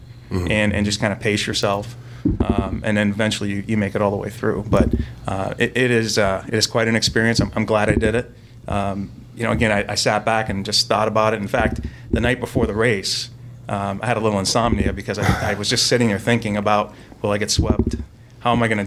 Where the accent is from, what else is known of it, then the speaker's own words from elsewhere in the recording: Indianapolis, Indiana, United States; we're from Indianapolis